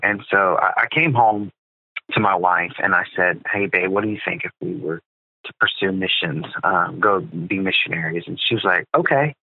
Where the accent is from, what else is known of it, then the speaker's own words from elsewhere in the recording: South Carolina, United States; also born or lived in Louisiana / Andorra; I was born in Louisiana. And uh, when I was eight years old, my dad and my family, uh, we moved to South Carolina to start a church